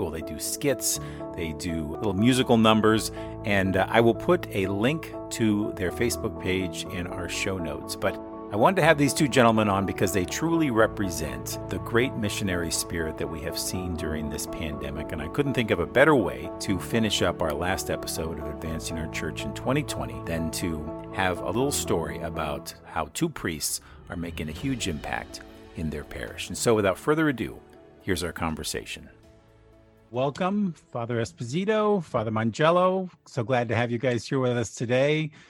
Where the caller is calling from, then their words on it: Pennsylvania, United States; I'm broadcasting from Pennsylvania, and we're in the middle of a big snowstorm.